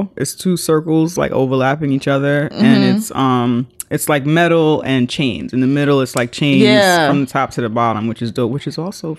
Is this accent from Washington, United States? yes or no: no; New York City, New York, United States; because I'm from the Bronx